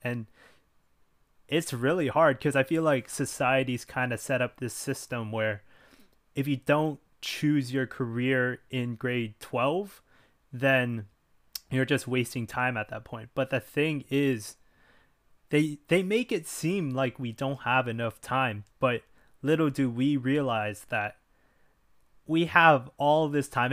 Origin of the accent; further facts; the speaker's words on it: Richmond Hill, Ontario, Canada; I was raised in Canada, well, specifically in Richmond Hill, Ontario.